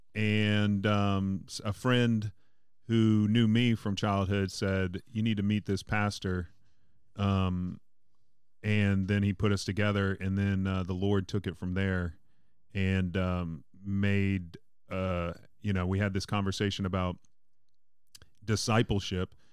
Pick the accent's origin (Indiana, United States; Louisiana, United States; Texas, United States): Louisiana, United States; Mandeville; I'm from Mandeville